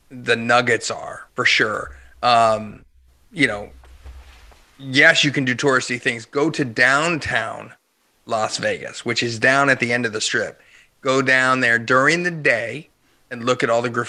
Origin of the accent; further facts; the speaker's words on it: Hershey, Pennsylvania, United States; Oh, I grew up in Hershey, Pennsylvania, Chocolate Town, USA.